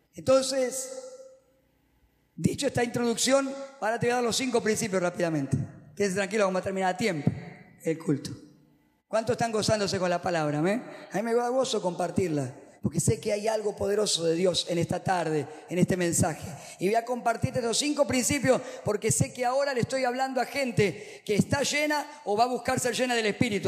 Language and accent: Spanish; Argentina; los predicadores acá en Argentina, no sé por qué hablamos en el castellano neutro